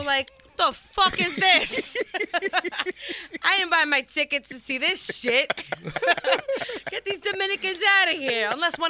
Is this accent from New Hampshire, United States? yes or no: no; New York City, New York, United States; I'm from Brooklyn